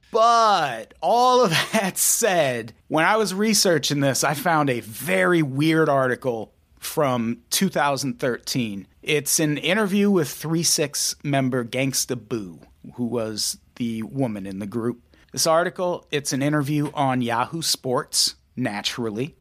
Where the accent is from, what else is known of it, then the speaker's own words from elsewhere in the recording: Midwest, United States; I grew up in the Midwest